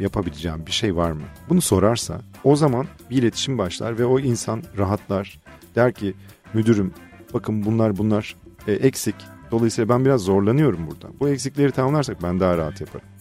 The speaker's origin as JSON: {"language": "Turkish", "town": "Fethiye", "region": "Muğla", "country": "Turkey", "tie": "born or raised there", "said": "Fethiye'liyiz biz"}